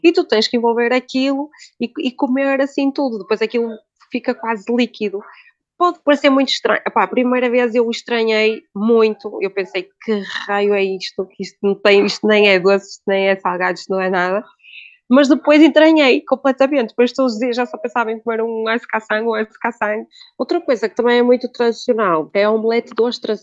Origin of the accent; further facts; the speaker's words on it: Braga, Norte, Portugal; ela é de Braga e eu também sou de Braga